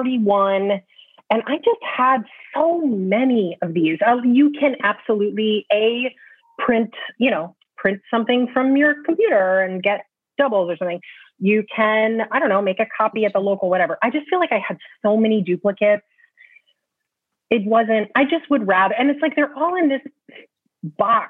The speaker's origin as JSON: {"language": "English", "region": "California", "country": "United States", "tie": "born or raised there", "also_born_or_lived": "Michigan", "moved": "as an adult", "lives_now": "New York, United States", "said": "I was born in California, had dear, dear friends who I'm still very close with. I went to school in Michigan. I've been in New York since 2001."}